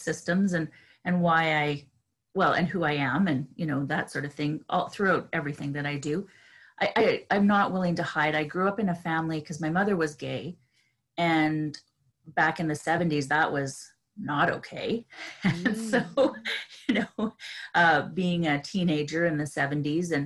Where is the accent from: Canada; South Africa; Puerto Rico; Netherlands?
Canada; being a Canadian